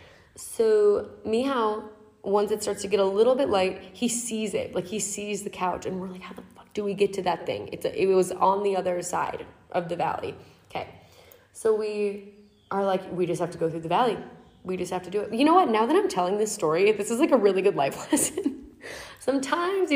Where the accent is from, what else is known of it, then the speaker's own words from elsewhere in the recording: United States; in Riyadh as an American